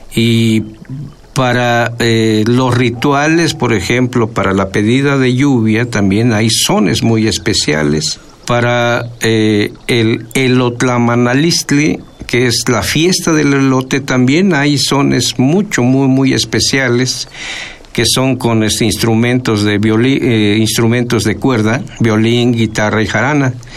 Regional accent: Huasteca, Veracruz, Mexico; first language Nahuatl; Spanish is a second language; moved away as an adult; also born or lived in Chicontepec, Veracruz; now in Xalapa, Mexico; yo soy originario de la Huasteca veracruzana

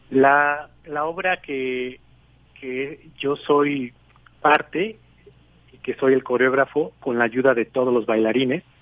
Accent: Mexico; now in Montreal, Canada; yo soy coreógrafo mexicano que radico en Montreal y esta gran oportunidad de poder regresar a mi país

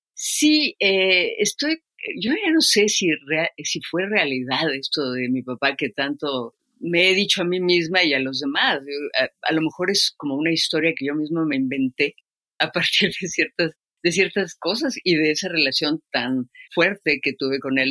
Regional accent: Mexico City, Mexico; Vivimos en la colonia del Valle nosotros y la escuela estaba recién hecha entre las piedras

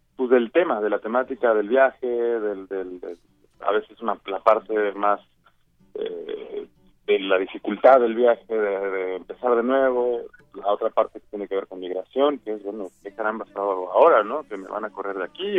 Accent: Mexico; now in United States; yo digamos como mexicano en Estados Unidos vivo una cosa pero vuelvo a mi país

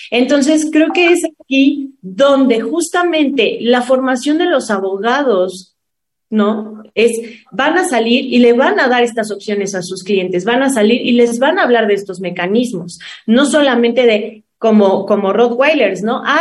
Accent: Mexico; que nos caracteriza, que somos los mexicanos

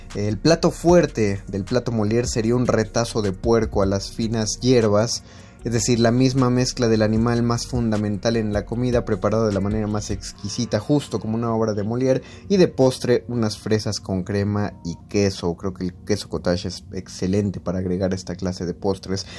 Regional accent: Zapotlán el Grande, Jalisco, Mexico; born or raised there

